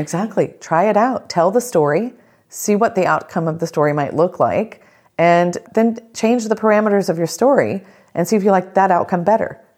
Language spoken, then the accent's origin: English; South Georgia, United States; growing up in the South, growing up in South Georgia in a tiny town